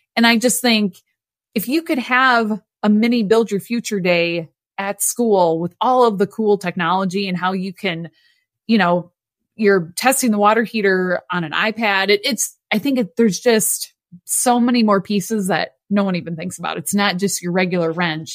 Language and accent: English; Midwest, United States; born or raised there